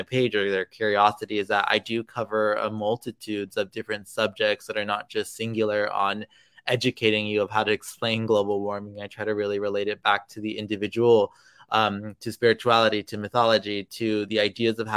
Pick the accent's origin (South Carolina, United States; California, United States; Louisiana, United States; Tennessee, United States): California, United States; Los Angeles; growing up in Los Angeles